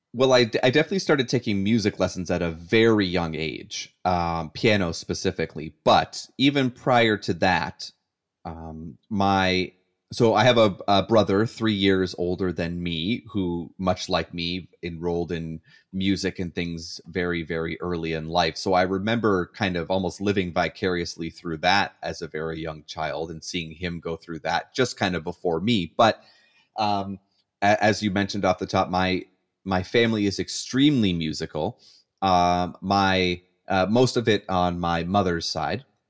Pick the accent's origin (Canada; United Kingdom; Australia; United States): Canada; as a Canadian